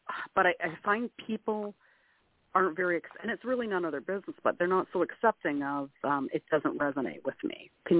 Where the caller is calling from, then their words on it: Canada; I'm calling from Canada.